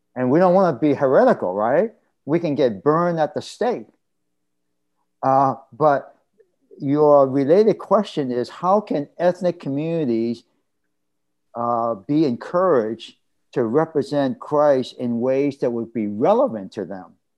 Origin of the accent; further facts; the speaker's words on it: Boston, Massachusetts, United States; male Chinese American, uh, growing up in Roxbury, which uh, uh, is uh, part of a Boston neighborhood